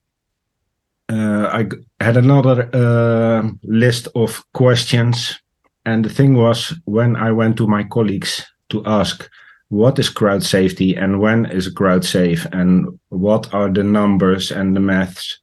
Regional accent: Netherlands; I am from the Netherlands

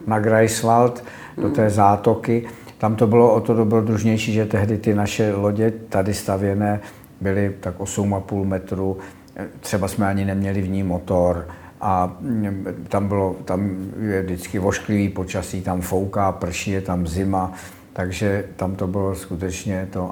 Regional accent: Prague, Czechia; also born or lived in Konojedy; já pocházím z Prahy

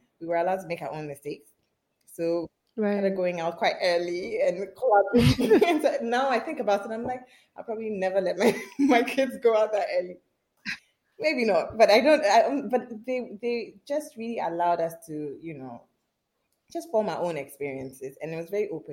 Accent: Accra, Greater Accra, Ghana; I grew up in a not so conventional Ghanaian home

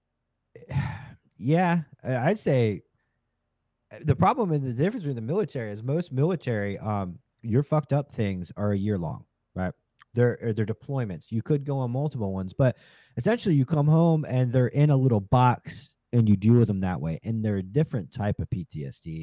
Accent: Virginia, United States; moved away as an adult; now in Florida, United States; I grew up in Virginia

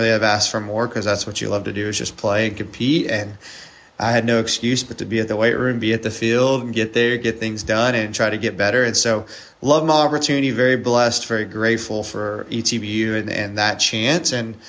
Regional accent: East Texas, United States; I grew up in East Texas, so always been around the area for the most part.

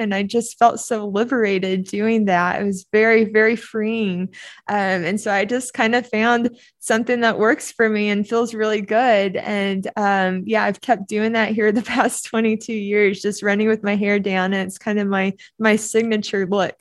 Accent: Oklahoma, United States; also born or lived in Duncan, Oklahoma; we moved from Duncan, Oklahoma up to Oklahoma City

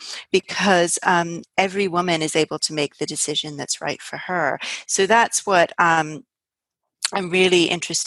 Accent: United States; now in United Kingdom; I'm actually American

